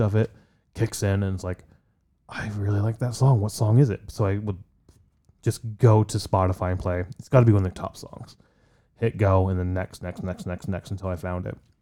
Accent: Poland; now in United States; I'm from Poland. I have great pride for my, where, my heritage

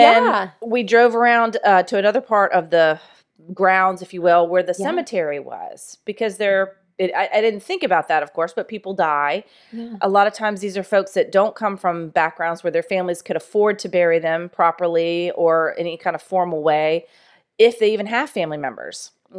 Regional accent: Jacksonville, Florida, United States; how the death penalty has been impacted by the murder of a little playmate that I had growing up in Jacksonville.

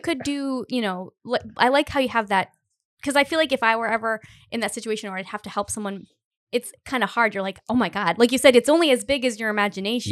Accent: Cumberland, Rhode Island, United States; now in Providence, United States; I'm from Cumberland, and all my family still lives there

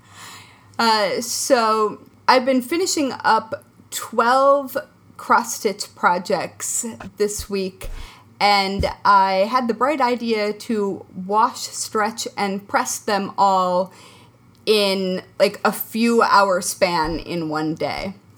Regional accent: Midwest, United States; now in New York, United States; I grew up in the Midwest.

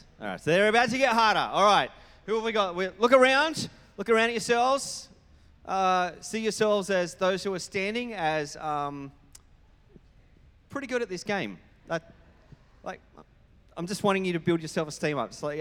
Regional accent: New South Wales, Australia; now in Queensland, Australia; as someone who comes from New South Wales as my state of origin.

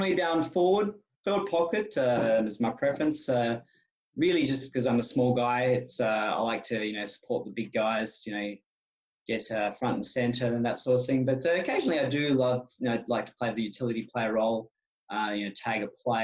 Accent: Perth, Western Australia, Australia; now in Canada; I'm a guy from Perth

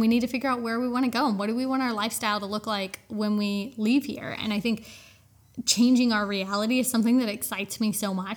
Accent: United States; I'm American

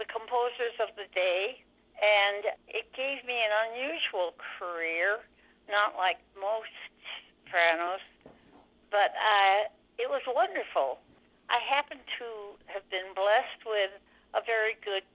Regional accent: Lansing, Michigan, United States; moved away as an adult; also born or lived in New York City; my childhood was in Lansing, Michigan

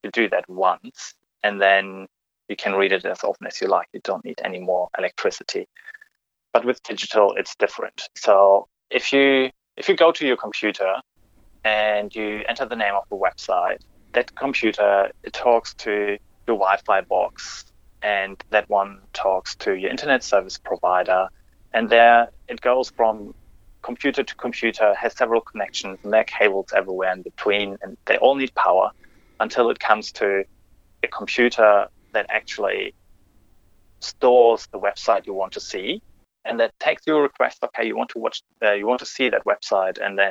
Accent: Germany; moved away as an adult; now in Australia; I grew up in Germany

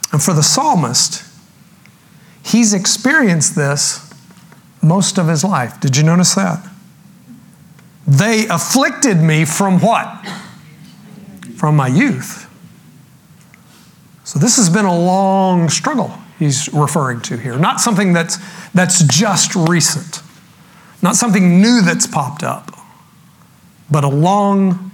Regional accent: Texas, United States; I grew up in Texas

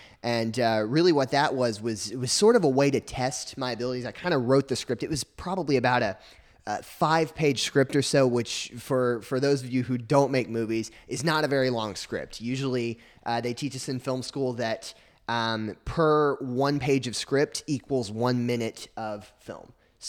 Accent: Arkansas, United States; I grew up in Arkansas, and I always sort of was passionate about telling stories.

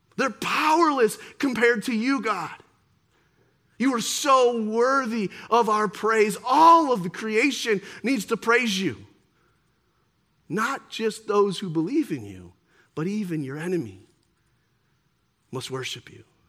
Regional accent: near Detroit, Michigan, United States; I grew up here near Detroit

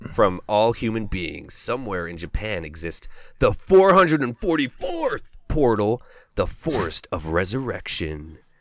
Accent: Canada; I'm from Canada

